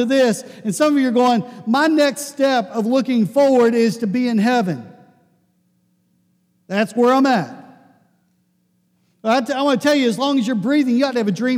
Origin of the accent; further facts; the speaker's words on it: Pittsburgh, Pennsylvania, United States; I grew up in Pittsburgh